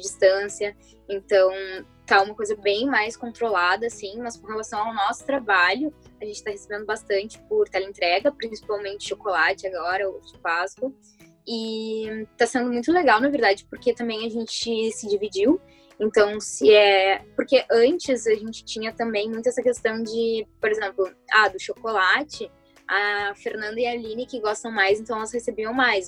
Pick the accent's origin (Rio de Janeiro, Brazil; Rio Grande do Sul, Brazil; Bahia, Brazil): Rio Grande do Sul, Brazil; Porto Alegre; eu sou da Zona Sul